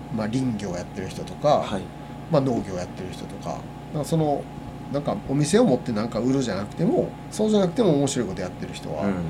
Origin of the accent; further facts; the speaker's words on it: Osaka, Japan; moved away; also born or lived in Wakayama; 僕もともと大阪の出身なんですけど